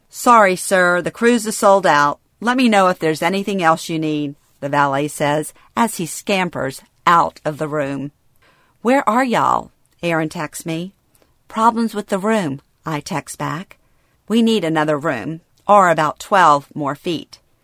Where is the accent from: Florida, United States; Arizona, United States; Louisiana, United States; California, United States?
Louisiana, United States; born or raised there; moved away